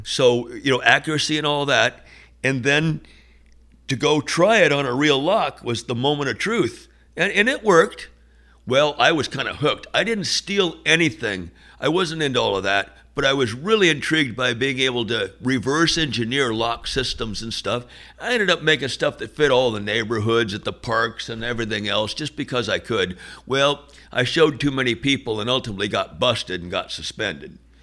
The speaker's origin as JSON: {"language": "English", "area": "San Francisco Bay Area, north of Berkeley", "region": "California", "country": "United States", "tie": "born or raised there", "said": "growing up in the San Francisco Bay Area, a little bit north of Berkeley"}